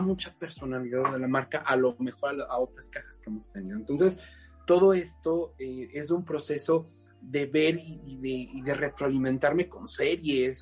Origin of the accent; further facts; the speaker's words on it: Mexico; como mexicanos no reconozcamos